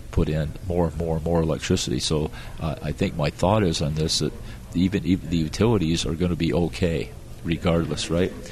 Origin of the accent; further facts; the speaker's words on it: Florida, United States; because we're from Florida, we've got 1,500 people a day coming into Florida, right?